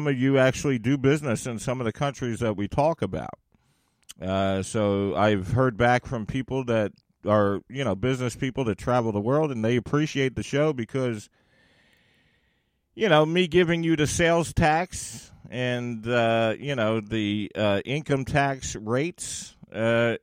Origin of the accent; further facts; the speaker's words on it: United States; my home country of America